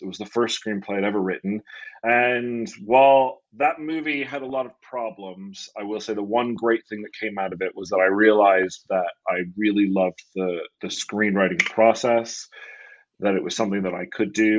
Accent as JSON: {"language": "English", "town": "Rochester", "region": "New York", "country": "United States", "also_born_or_lived": "California", "moved": "as an adult", "lives_now": "Los Angeles, United States", "said": "I am from Rochester, New York originally."}